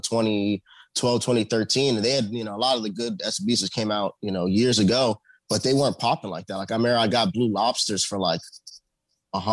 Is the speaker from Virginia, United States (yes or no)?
yes; Northern Virginia, United States; I'm from the Northern Virginia area, which is the suburbs of Washington, D.C.